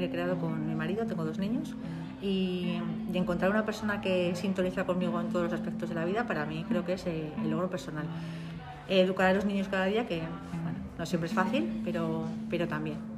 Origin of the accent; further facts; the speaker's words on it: Alagón, Aragon, Spain; Yo vivía en un pueblo, soy de Alagón